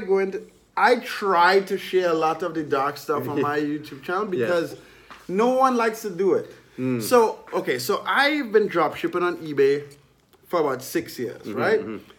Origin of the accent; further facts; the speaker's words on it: Trinidad & Tobago; moved away as an adult; also born or lived in Baltimore / Miami / Texas / Edmonton; now in Nicaragua; I grew up in Trinidad and Tobago. I left when I was 18 to study in the United States. I studied mathematics in Baltimore. Since then, I've lived in Baltimore, Miami, Texas. I lived in Canada for a year. I lived in Edmonton, Costa Rica, Colombia, Nicaragua